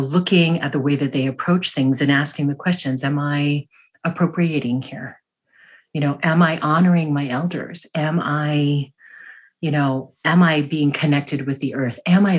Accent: United States; My experience as a Filipino American was like, you know, like people's families in Filipino culture.

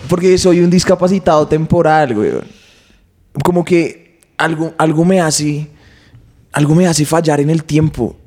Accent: Bogotá, Colombia; yo crecí acá en Bogotá

